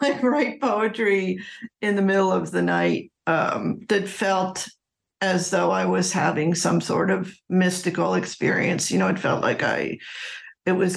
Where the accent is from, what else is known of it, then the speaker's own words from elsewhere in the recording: Philadelphia, Pennsylvania, United States; I grew up outside of Philadelphia